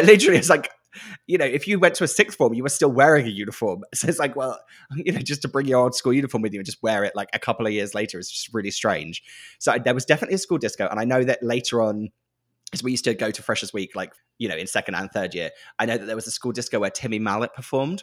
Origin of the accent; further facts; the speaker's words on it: Norfolk, East of England, United Kingdom; moved away as an adult; I'm from Norfolk.